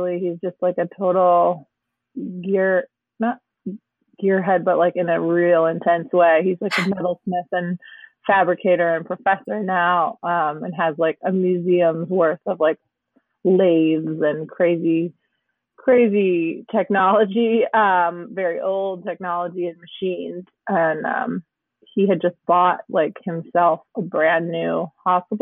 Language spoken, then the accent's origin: English; Michigan, United States; moved away as an adult; now in Oakland, United States; I live in Northern California in Oakland, and I'm from Michigan, suburbia originally, grew up there